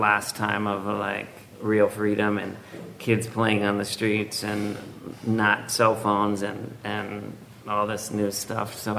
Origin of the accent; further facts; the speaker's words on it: Los Angeles, California, United States; I was born in Los Angeles.